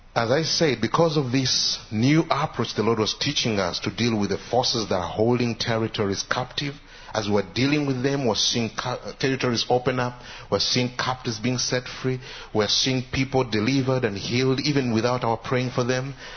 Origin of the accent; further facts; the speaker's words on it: Uganda; I come from Uganda